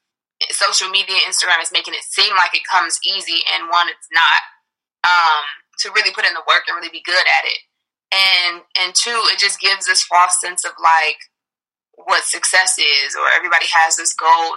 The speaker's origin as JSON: {"language": "English", "town": "Detroit", "region": "Michigan", "country": "United States", "moved": "yes", "lives_now": "Los Angeles, United States", "said": "me being from Detroit"}